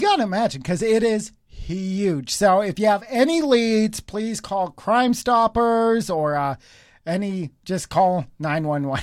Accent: Cochrane, Alberta, Canada; we're all from Cochrane.

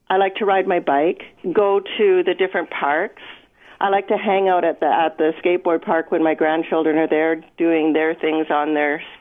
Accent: Edmonton, Alberta, Canada; moved away as an adult; now in Bruderheim, Canada; we moved in here in Bruderheim in 1976, and I was born and raised in Edmonton.

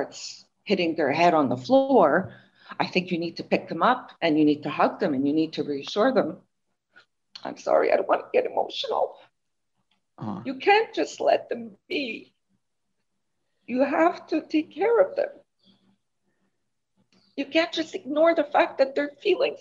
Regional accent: Montreal, Quebec, Canada; I'm from Montreal

